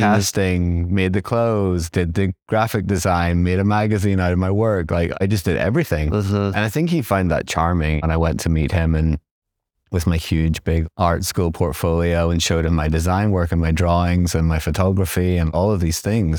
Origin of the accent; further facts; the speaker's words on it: Belfast, Northern Ireland, United Kingdom; moved away as an adult; also born or lived in Nottingham / London; now in New York, United States; I was born in Belfast. I grew up there in the 80s and 90s